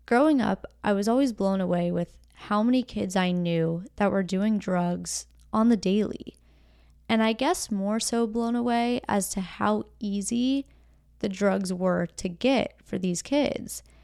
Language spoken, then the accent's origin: English; Jupiter, Florida, United States; So, I grew up in Jupiter, Florida. Jupiter is beautiful. It's a larger town, but not necessarily a metropolitan area. It has a population of about 65,000 people.